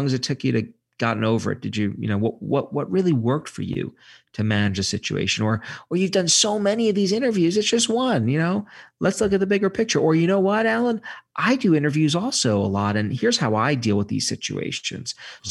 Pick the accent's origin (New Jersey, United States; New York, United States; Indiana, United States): New York, United States; Brooklyn; I say safe because if it's where I grew up in Brooklyn, green spaces tended to be synonymous with spaces where you got mugged.